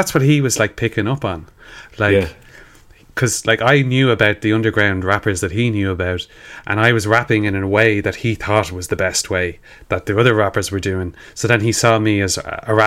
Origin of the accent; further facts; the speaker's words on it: Sallynoggin, Killiney and Glenageary, South County Dublin, Leinster, Ireland; if we're Irish people from feckin' Sally Noggin and Killiney and Glenageary, that's where we came from